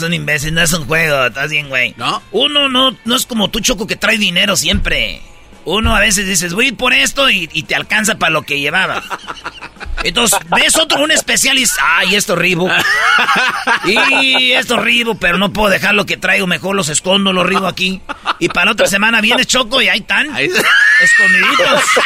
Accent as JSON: {"language": "Spanish", "region": "Michoacán", "country": "Mexico", "said": "yo soy de Michoacán."}